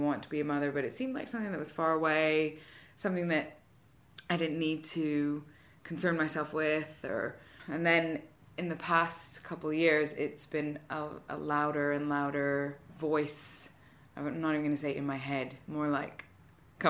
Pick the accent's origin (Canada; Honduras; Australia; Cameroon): Canada; moved away as an adult; now in United Kingdom; I'm originally from Canada